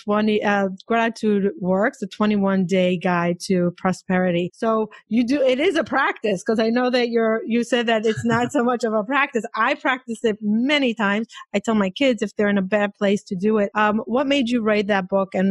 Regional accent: Israel; also born or lived in Boca Raton; now in New York, United States; I'm from Israel

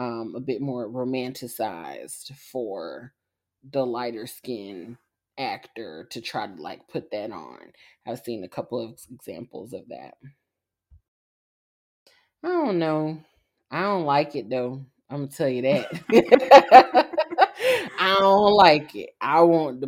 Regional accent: Savannah, Georgia, United States; I'm from Savannah

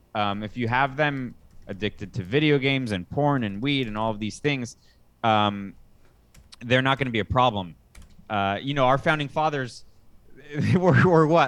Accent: United States; moved away as an adult; now in Costa Rica; I'm an American right now in Costa Rica

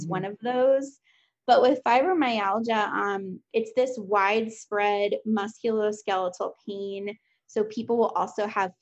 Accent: Fort Lauderdale, Florida, United States; I grew up in Fort Lauderdale

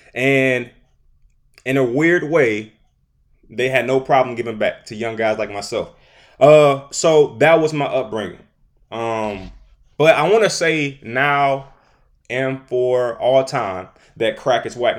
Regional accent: Detroit, Michigan, United States; I'm from Detroit, Michigan

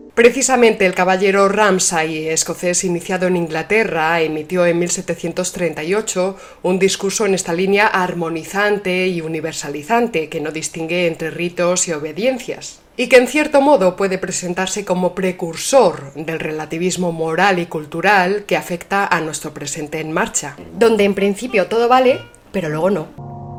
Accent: Spain; somos los españoles de a pie

